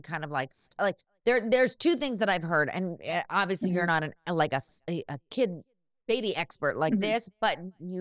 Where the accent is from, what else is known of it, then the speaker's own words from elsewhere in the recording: Bay Area, California, United States; I grew up in the Bay Area